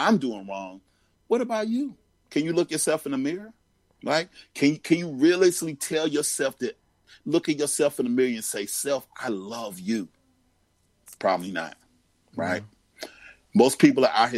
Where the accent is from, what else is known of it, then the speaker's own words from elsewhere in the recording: Greensboro, North Carolina, United States; I grew up in Greensboro, North Carolina.